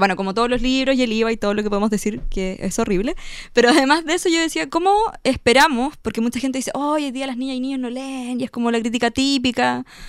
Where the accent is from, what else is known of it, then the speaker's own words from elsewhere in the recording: Chiguayante, Biobío, Chile; Yo soy de Chihuayante, entonces lo hacía en el sector de Chihuayante